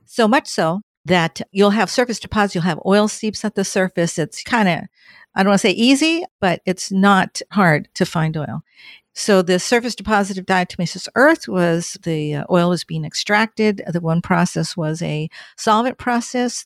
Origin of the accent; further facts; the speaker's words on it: Southern California, United States; moved away as an adult; also born or lived in Oceanside, California / Orange County, California; now in Washington, United States; I'm from Southern California, born and raised